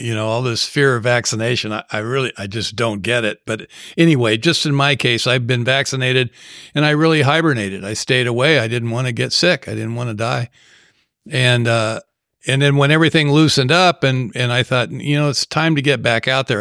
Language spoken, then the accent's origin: English; Southern California, United States; when I grew up in Southern California